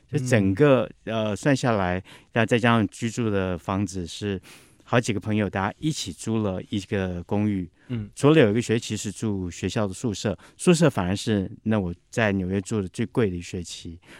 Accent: Taipei, Taiwan; also born or lived in New York; 我想自己身为台北人的，

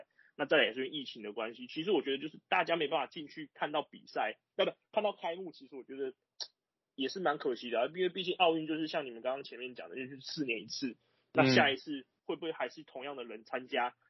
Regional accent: Taiwan; 就是我们台湾人嘛，

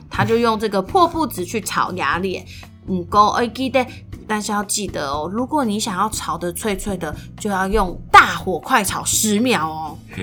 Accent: Meinong, Kaohsiung, Taiwan; 我从小就在狗永米农，高雄美农长大

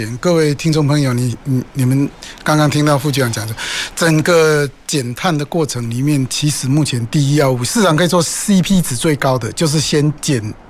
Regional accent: Taichung, Taiwan; 我们兴达港还有我们我们的我的老家了台中港啊，那我们做了很多机具嘛。

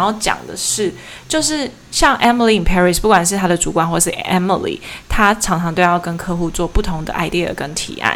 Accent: Taoyuan, Taiwan; moved away as an adult; now in Taipei, Taiwan; 我不是台北人，我是桃园人

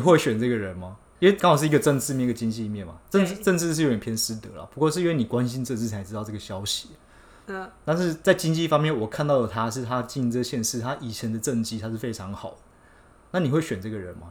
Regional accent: Taiwan; 我们在台湾长大嘛

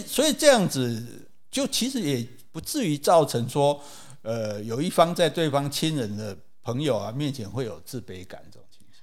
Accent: Taiwan; 可是你看我们台湾人来就不一样啊

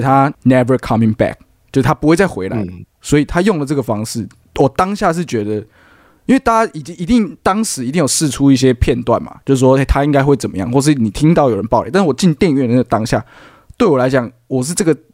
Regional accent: Taiwan; 我们台湾的，台湾的

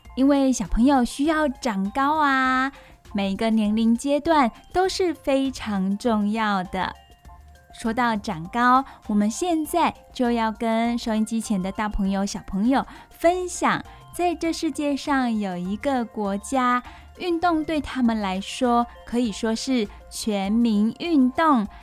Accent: Taiwan; 我们台湾人

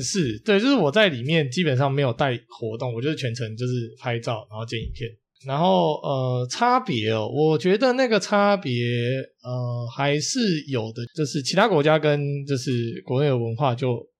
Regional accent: Taiwan; 我们台湾

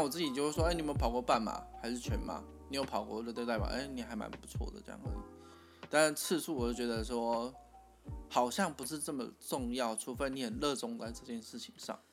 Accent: Taichung, Taiwan; 我们是台中人嘛

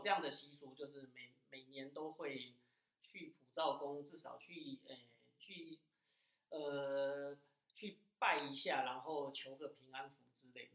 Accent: Hsinchu, Hsinchu City, Taiwan; also born or lived in Zhudong; 应该说我老家在竹东啦，但是我从，但是我小时，就是很小就搬到新竹市了

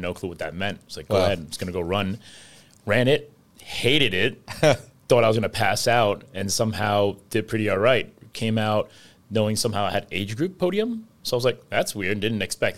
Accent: New York City, New York, United States; growing up in New York City

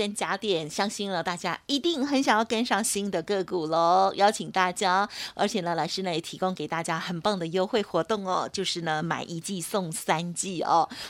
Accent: Taiwan; 我们台湾人有很多

